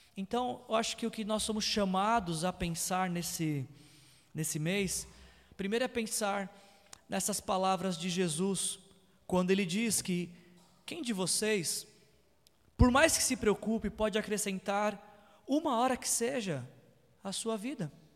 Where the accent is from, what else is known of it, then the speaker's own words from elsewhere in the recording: São Paulo, Brazil; moved away as an adult; Quando eu morava em São Paulo, é, eu sou nascido e criado em São Paulo